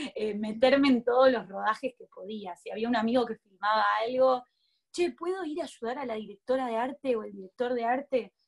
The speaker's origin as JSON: {"language": "Spanish", "country": "Argentina", "tie": "born or raised there", "said": "me crié en Argentina"}